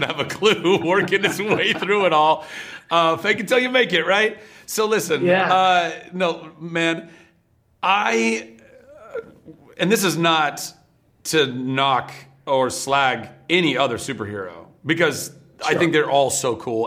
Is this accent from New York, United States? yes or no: no; Ventura, California, United States; our grandmother was really big into the Irish American Club in Ventura, California, where I grew up